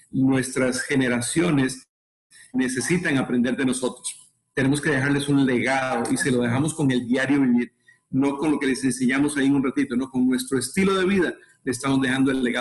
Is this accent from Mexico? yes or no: no; Costa Rica; y bueno, para contarles un poquito de nosotros, somos de Costa Rica, tenemos, acabamos de cumplir 43 años de casados